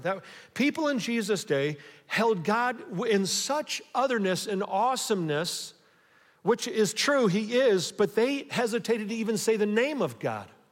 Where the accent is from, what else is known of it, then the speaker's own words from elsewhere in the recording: Buckeye, Ohio, United States; I'm an American or a Buckeye